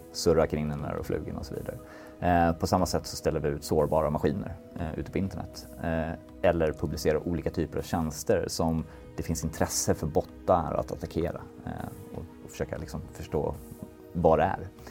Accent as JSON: {"language": "Swedish", "country": "Sweden", "said": "vi är svenskar"}